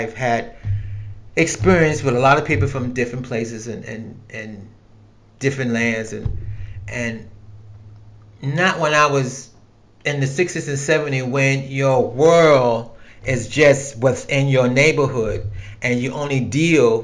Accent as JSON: {"language": "English", "country": "United States", "said": "as an American, as in a black American in this country"}